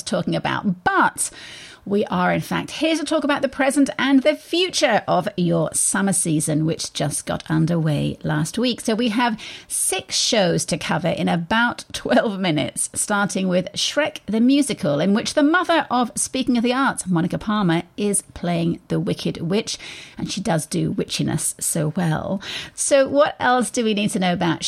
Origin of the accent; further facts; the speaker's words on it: United Kingdom; now in United States; being a Brit